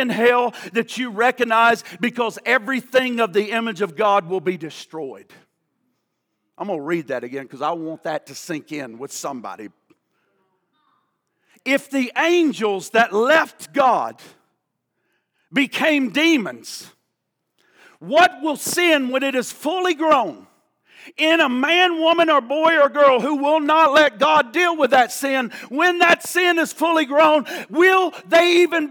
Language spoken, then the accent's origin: English; the Bible Belt, United States; growing up in the Bible Belt